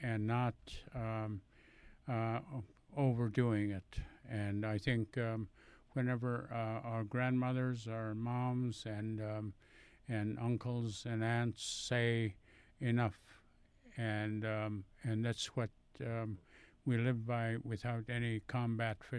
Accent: Kuskokwim River, Alaska, United States; growing up on the Kuskokwim River

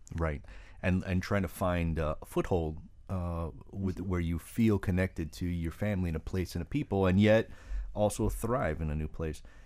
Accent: Miami, Florida, United States; the hospital where I was born in Miami

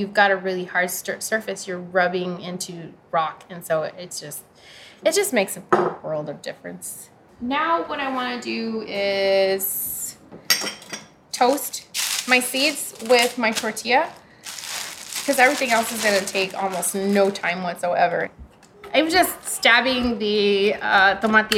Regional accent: South Texas, United States; I grew up in South Texas

